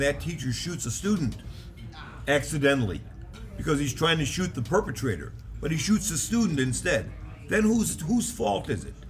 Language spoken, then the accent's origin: English; Chicago, Illinois, United States; I grew up in Chicago